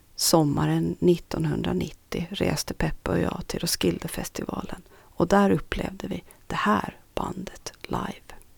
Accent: Strömma, Sund, Åland, Åland Islands; also born or lived in Nykarleby; det 40-talshus som jag idag räknar som mitt barndomshem, Östergårds i Strömborsta i Norra Sund

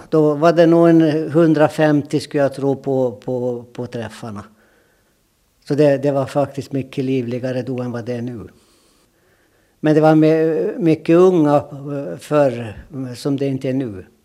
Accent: Åland, Finland; accent: Åland dialect; Så jag har bibehållit min, min åländska dialekt.

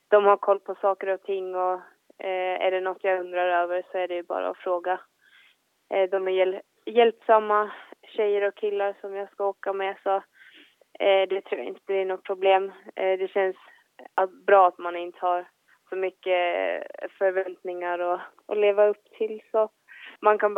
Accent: Finland; oberoende om man tävlar i, hemma i Finland eller eh, på världscup så är det ju samma tävlingar liksom.

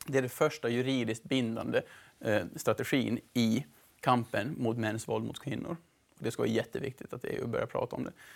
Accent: Mariehamn, Åland Islands; moved away as an adult; also born or lived in Sweden / Netherlands; now in Brussels, Belgium; Jag är en vanlig ålänning, född och uppvuxen i Mariehamn

